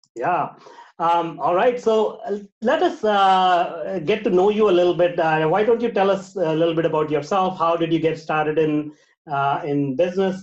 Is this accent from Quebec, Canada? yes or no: no; Vancouver, British Columbia, Canada; I am from Canada in Vancouver